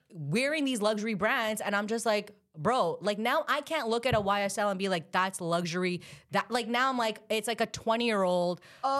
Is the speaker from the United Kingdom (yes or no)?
no; Pakistan; because I'm Pakistani, so in my culture, they're just, like, it wasn't like a hardcore arranged marriage.